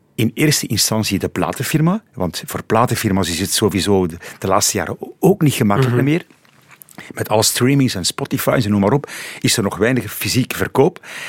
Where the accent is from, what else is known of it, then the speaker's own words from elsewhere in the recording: Pajottenland, Flanders, Belgium; zijn mijn roots daar, mijn wortels liggen daar in het Pajottenland